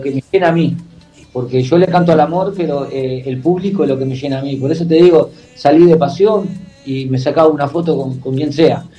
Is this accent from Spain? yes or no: no; Uruguay; yo soy uruguayo